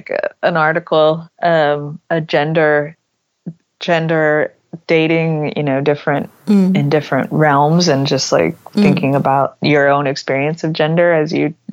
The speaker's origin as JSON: {"language": "English", "region": "Texas", "country": "United States", "moved": "yes"}